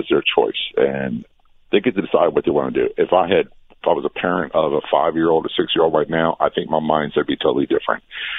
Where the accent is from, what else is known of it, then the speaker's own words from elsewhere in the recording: Norfolk, Virginia, United States; I grew up in Norfolk, Virginia, a big military town.